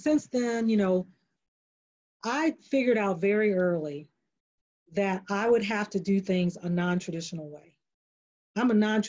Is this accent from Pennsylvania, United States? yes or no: no; North Carolina, United States; now in Texas, United States; I'm from North Carolina, but I live, you know, I live in Texas.